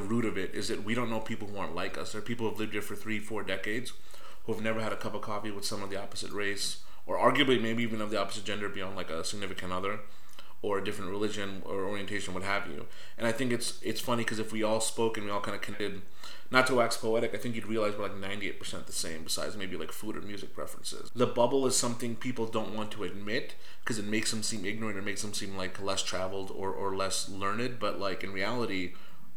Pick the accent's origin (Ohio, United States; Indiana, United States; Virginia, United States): Virginia, United States; Northern; My home Commonwealth, Virginia. Mm. I'm from Northern Virginia